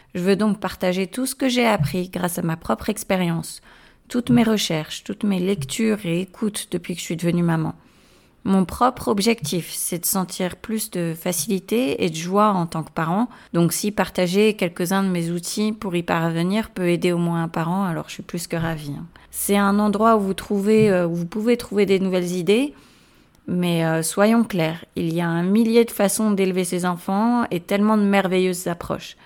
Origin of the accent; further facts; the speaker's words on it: France; moved away as an adult; also born or lived in Agadir, Morocco / London, United Kingdom; now in northern Spain; Je suis née à Agadir au Maroc d'une mère suédoise et d'un père marocain. Et j'ai passé mon adolescence en France, puis j'ai déménagé à Londres pour poursuivre une carrière en finance. Et après pratiquement 17 ans en Angleterre, je vis maintenant principalement dans le nord de l'Espagne.